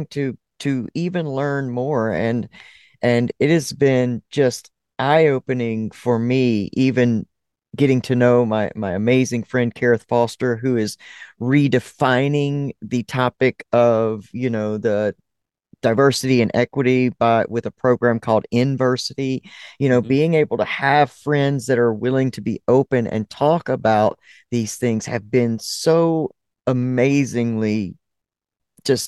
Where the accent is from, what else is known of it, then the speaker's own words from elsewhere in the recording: South Alabama, United States; I grew up in the South. I grew up in very South Alabama